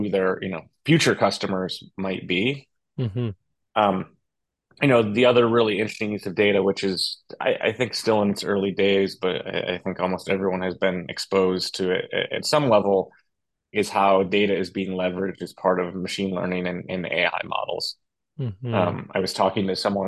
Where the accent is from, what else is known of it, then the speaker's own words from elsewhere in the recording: upstate New York, United States; I'm from a small town in upstate New York